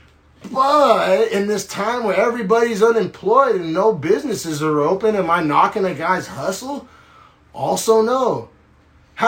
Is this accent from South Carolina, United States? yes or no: no; Norman, Oklahoma, United States; He went to the same middle school I went to, same high school I went to, went to college in my hometown in Norman, Oklahoma.